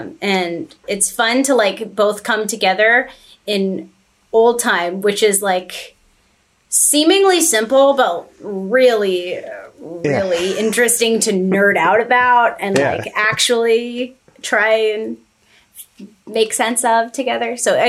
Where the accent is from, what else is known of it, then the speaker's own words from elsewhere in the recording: Staunton, Virginia, United States; now in Boston, United States; I moved from Stanton, Virginia. I grew up with in a musical household.